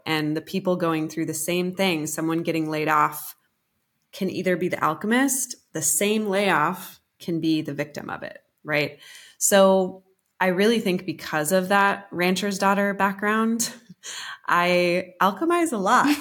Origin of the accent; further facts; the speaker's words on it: Colorado, United States; moved away as an adult; also born or lived in New York City; I'm a rancher's daughter. I'm from Colorado, and my dad's a cowboy